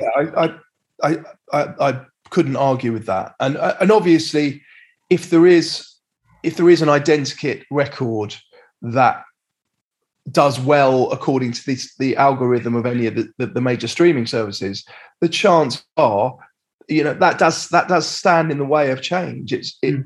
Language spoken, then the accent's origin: English; London, United Kingdom; I was brought up in Crouch End in North London.